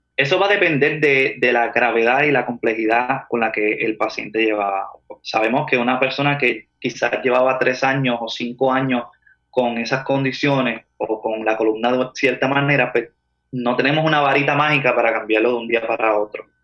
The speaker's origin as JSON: {"language": "Spanish", "town": "Manatí", "country": "Puerto Rico", "tie": "born or raised there", "moved": "as an adult", "lives_now": "Atlanta, United States", "said": "yo nací en Manatí, pasé mi niñez en Manatí, estudié en Manatí"}